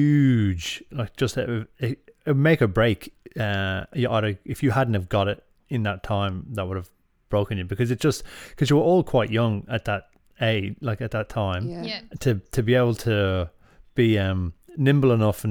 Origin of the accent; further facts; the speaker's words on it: Ireland; And then I suppose we've got, like, just as Irish are, we don't often say the thing we want to say.